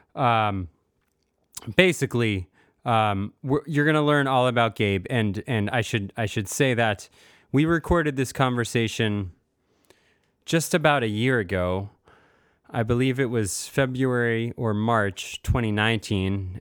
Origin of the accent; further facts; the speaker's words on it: United States; moved away as an adult; also born or lived in Vermont / Rhode Island / Bay Area, California; growing up in Massachusetts and Rhode Island